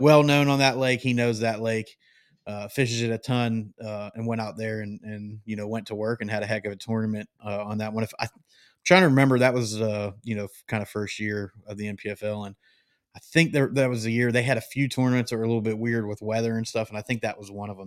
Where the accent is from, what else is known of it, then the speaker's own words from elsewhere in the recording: Great Lakes, United States; moved away; I grew up not far